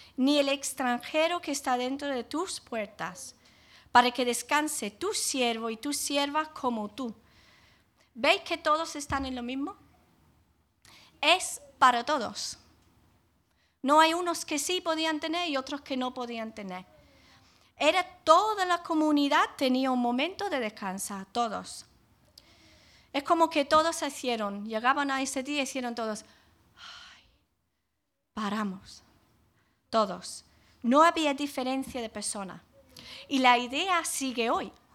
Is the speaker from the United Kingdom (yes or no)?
yes; England, United Kingdom; now in Jaén, Spain; cuando era niña en Inglaterra